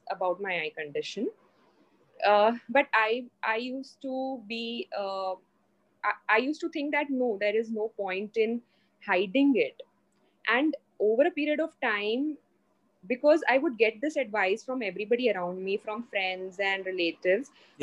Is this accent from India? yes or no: yes; Mumbai, Maharashtra, India; also born or lived in Hyderabad; So I'm from Mumbai. I'm basically from Mumbai.